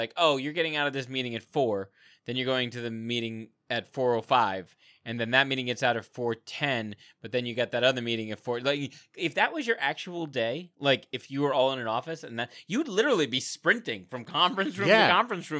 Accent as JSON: {"language": "English", "country": "United States", "said": "Because we're American."}